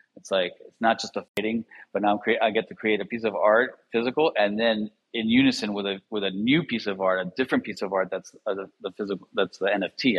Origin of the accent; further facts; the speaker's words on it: Miami, Florida, United States; I grew up in Miami